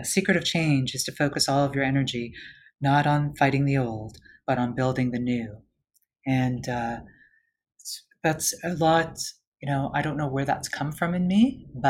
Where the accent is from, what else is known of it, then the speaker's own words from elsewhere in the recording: Canada; now in United States; as someone, especially as a Canadian in the US, I see those who don't have access.